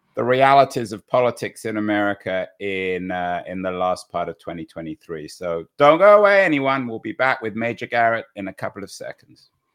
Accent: England, United Kingdom; now in San Francisco, United States; I'm English

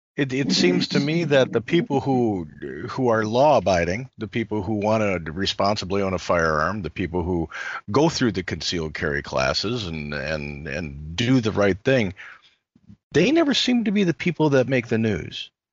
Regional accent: Chicago, Illinois, United States; I was born and raised in Chicago

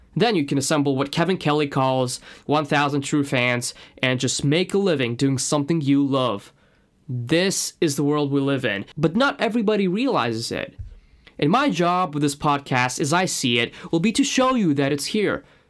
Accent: Moscow, Russia; accent: Russian; English is a second language; moved away as an adult; now in London, United Kingdom; my Russian accent

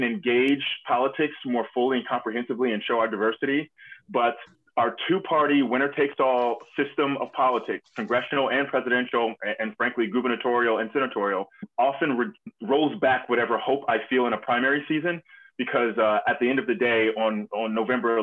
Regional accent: North Carolina, United States; I grew up in North Carolina

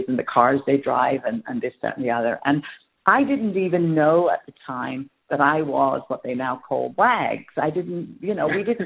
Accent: England, United Kingdom; also born or lived in Dublin, Ireland; I was born in Dublin, but raised in England for the most part

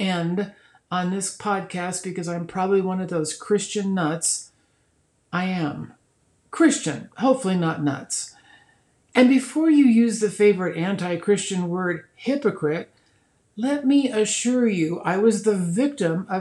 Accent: Nebraska, United States; moved away; my home state of Nebraska

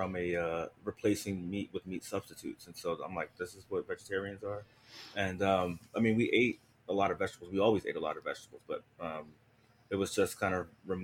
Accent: Philadelphia, Pennsylvania, United States; I grew up in Philadelphia, Pennsylvania

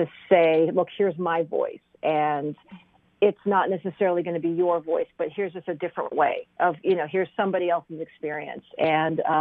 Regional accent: Kentucky, United States; also born or lived in Iraq; I was born in Iraq and I grew up in Kentucky

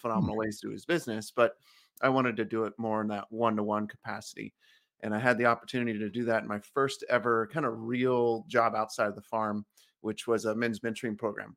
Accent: California, United States; I grew up in California on an orange farm

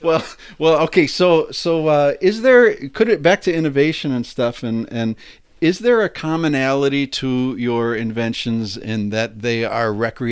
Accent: Buffalo, New York, United States; growing up in Buffalo, New York

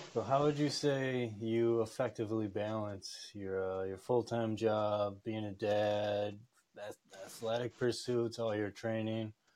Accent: upstate New York, United States; I grew up upstate New York, just surrounded by mountain ranges and waterfalls

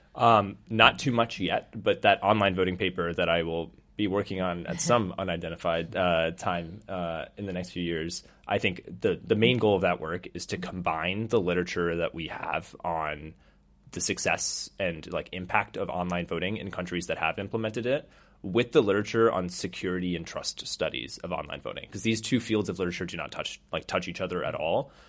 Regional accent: United States; also born or lived in South Bend, Indiana; I was born and raised in the U S

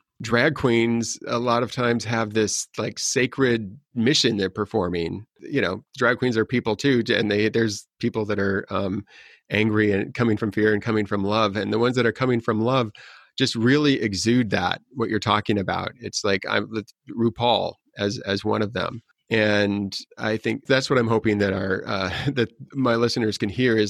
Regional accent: North Platte, Nebraska, United States; now in Los Angeles, United States; I was born in North Platte, Nebraska, where 80% of the people in that town were working on the railroad

